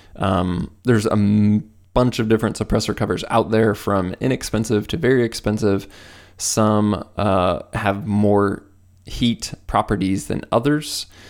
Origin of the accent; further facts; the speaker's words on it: Midwest, United States; I'm from the Midwest